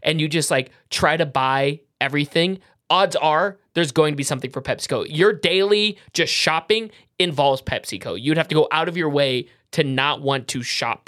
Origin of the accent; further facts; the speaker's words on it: Iowa, United States; I'm also from Iowa